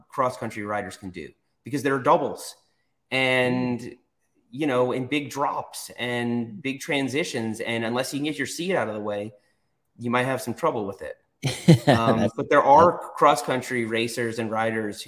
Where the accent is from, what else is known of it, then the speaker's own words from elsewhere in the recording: New York, United States; also born or lived in Florida; now in North Carolina, United States; I grew up in New York